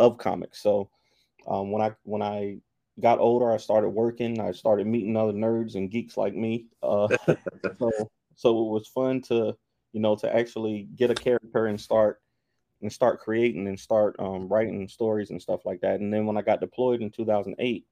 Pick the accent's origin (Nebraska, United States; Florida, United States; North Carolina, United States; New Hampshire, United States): North Carolina, United States; Durham; I'm from Durham, North Carolina.